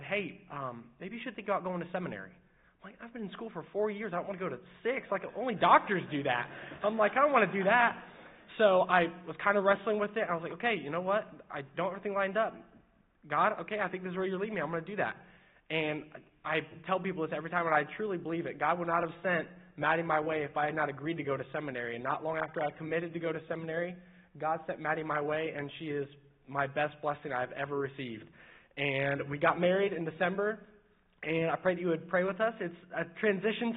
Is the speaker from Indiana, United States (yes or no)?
yes; Mooresville, Indiana, United States; also born or lived in Martinsville, Indiana; I'm born in Indiana. I grew up in Mooresville and Martinsville area